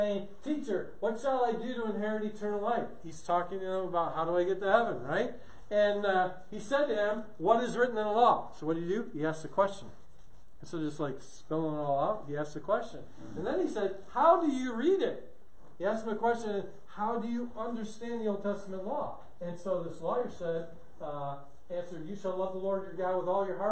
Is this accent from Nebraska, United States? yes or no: yes; Omaha, Nebraska, United States; I'm from Omaha, but I teach in churches here in the States